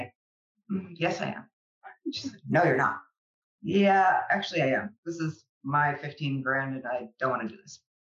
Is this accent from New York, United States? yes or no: no; Chicago, Illinois, United States; I grew up in Chicago